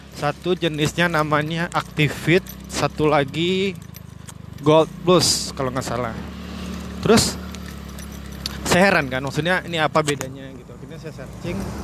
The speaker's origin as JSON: {"language": "Indonesian", "area": "Suger", "region": "West Sumatra", "country": "Indonesia", "tie": "born or raised there", "moved": "as an adult", "lives_now": "Padang, Indonesia", "said": "Suger itu nama kampung atau desa saya lahir dan dibesarkan"}